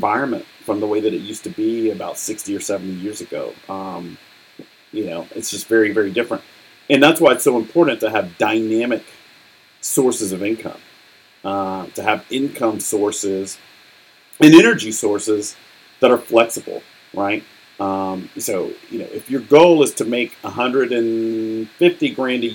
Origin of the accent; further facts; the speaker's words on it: United States; I'm speaking as an American